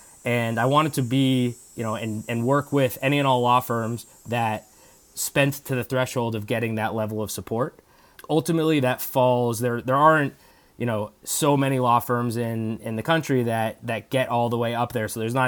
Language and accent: English; East Coast, United States; Growing up on the East Coast, I always had my eyes to get back to an East Coast office.